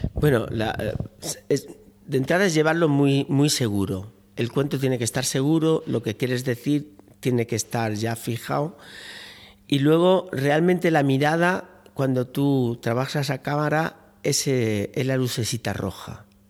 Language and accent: Spanish; Málaga, Andalusia, Spain; now in Seville, Spain; yo soy malagueño, pero llevo muchos años residiendo en Sevilla